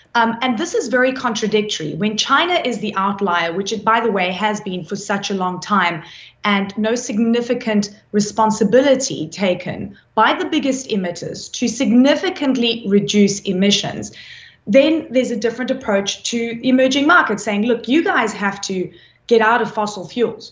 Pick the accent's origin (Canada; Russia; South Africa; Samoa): South Africa; I come from South Africa